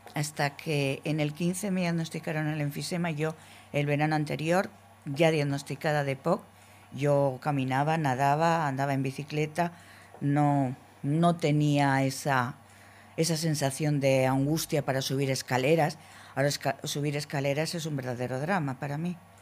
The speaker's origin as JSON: {"language": "Spanish", "town": "Logroño", "region": "La Rioja", "country": "Spain", "said": "Yo soy de Logroño"}